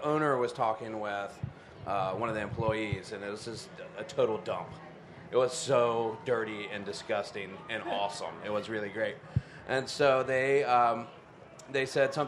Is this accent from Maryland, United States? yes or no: no; Charlotte, North Carolina, United States; I'm actually a native. I grew up born and raised in Charlotte, which is kind of rare these days